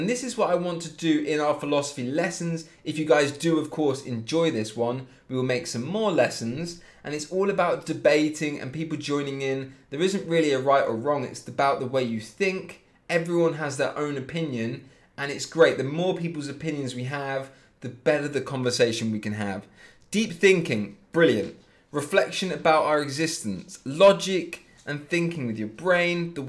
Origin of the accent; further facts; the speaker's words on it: Leipzig, Saxony, Germany; I'm from Leipzig myself